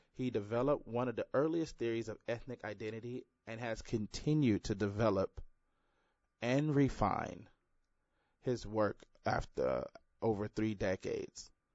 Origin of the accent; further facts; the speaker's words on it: Houston, Texas, United States; growing up in Houston, it all, uh, primarily black neighborhood